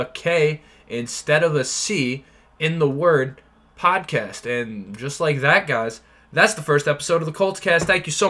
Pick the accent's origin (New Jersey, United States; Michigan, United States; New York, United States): New York, United States; I'm from New York.